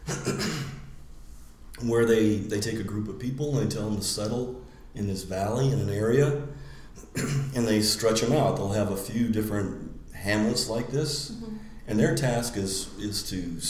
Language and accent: English; El Paso, Texas, United States; moved away as an adult; also born or lived in Louisiana / Arizona / Florida; now in Lima, Peru; I grew up in El Paso. I actually grew up on a little bitty Strategic Air Command base and lived there for 10 years because my dad had a high security job.